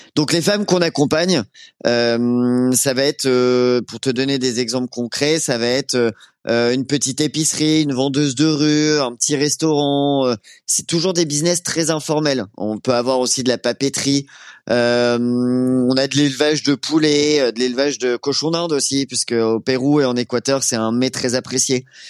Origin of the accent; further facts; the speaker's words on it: Rouen, Normandy, France; moved away; je venais de Rouen